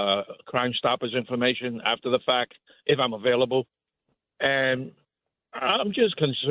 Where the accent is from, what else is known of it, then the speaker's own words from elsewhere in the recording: New York City, New York, United States; being a New Yorker all my life. I'm 64 years old now.